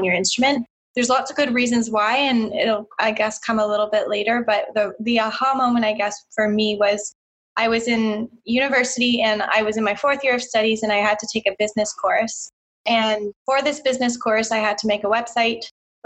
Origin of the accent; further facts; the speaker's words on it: Brantford, Ontario, Canada; I'm from Brantford, Ontario, which is a small city just past Hamilton